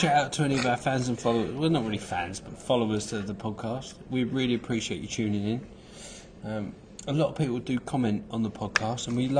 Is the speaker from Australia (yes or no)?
no; Harlow, East of England, United Kingdom; I'm from Harlow.